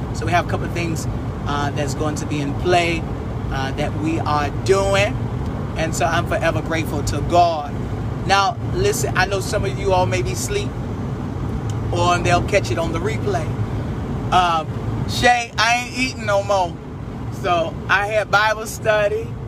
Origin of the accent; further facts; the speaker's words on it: Chicago, Illinois, United States; also born or lived in Texas; now in Carolina, United States; I'm originally from Chicago, but I lived in Texas 12 years, and now I'm in Carolina.